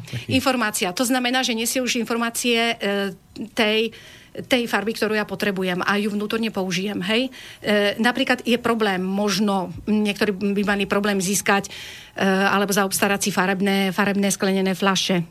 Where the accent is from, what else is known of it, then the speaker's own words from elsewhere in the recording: Banská Bystrica, Banská Bystrica Region, Slovakia; ja som Slovenka, som z Banskej Bystrice, to je výhoda, Stredné Slovensko